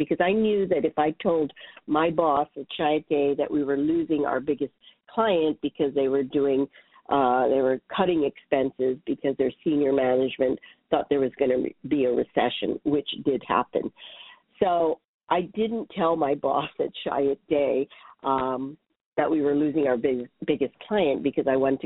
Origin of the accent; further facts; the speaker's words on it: Hawaii, United States; moved away as an adult; now in New York City, United States; I was born and raised in Hawaii